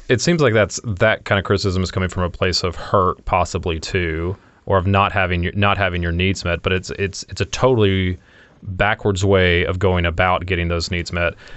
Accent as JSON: {"language": "English", "region": "Louisiana", "country": "United States", "tie": "born or raised there", "moved": "yes", "lives_now": "Raleigh, United States", "said": "I lived in Louisi-, I grew up in Louisiana"}